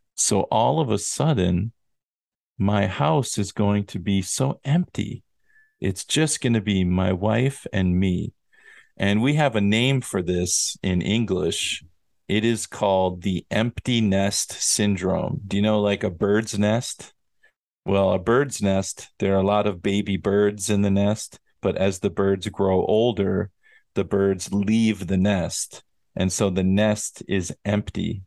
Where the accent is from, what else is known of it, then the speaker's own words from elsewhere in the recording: United States; moved away as an adult; I have not visited America, which is my home country, very many times in the last, I'm going to say 16 or 17 years